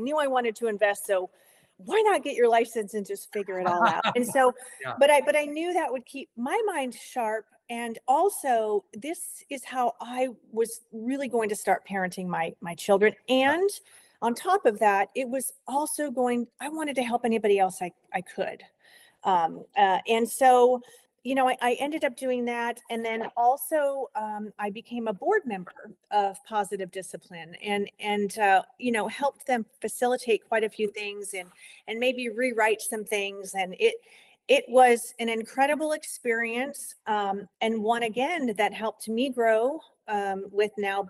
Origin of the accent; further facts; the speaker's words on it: New York, United States; born there; I was born in New York, and then, you know, my own family moved around quite a bit